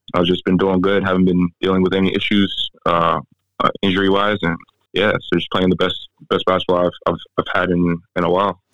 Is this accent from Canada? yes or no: no; South Sudan; my home country, um, South Sudan.